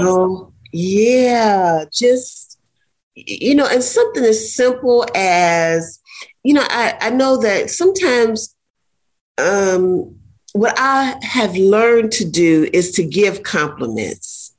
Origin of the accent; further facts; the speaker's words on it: Ohio, United States; now in Florida, United States; I grew up in Ohio, and so we have a lot of nature parks